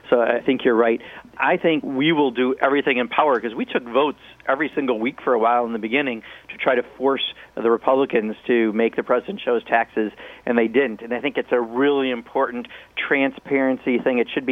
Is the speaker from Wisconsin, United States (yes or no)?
yes; Kenosha, Wisconsin, United States; My hometown, Kenosha, Wisconsin